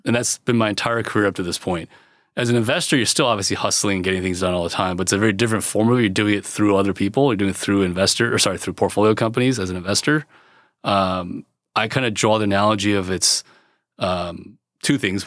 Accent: California, United States; I was born in California

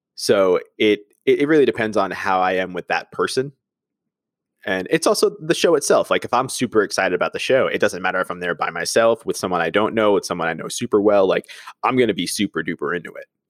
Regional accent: New York, United States; growing up in New York, I was very spoiled and lucky with that because my first wrestling show ever was at the Garden

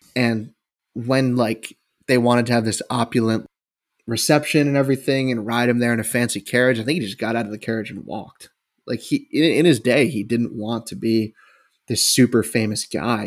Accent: United States; we're American

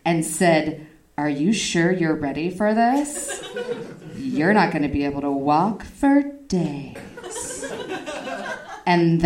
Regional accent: Reno, Nevada, United States; growing up in Reno

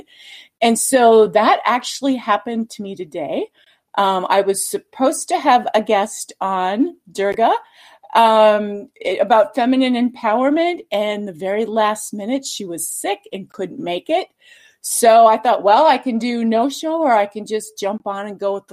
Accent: Minnesota, United States; moved away as an adult; now in Boise, United States; I'm originally from Minnesota

